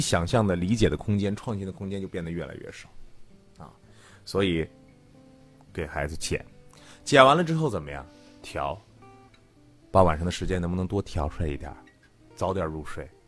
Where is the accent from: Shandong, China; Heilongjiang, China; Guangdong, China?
Heilongjiang, China; Greater Khingan region, near Mohe; moved away; 那老家非常远，在大兴安岭地区，离漠河，也就是北极村很近的，在大兴安岭地区里边儿，那个火车开到塔河，哎呦。过去是一个林场。